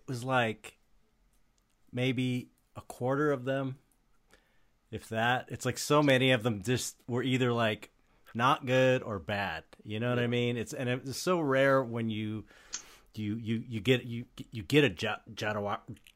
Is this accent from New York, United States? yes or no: no; California, United States; I don't think I'd been out of California even, because I grew up in California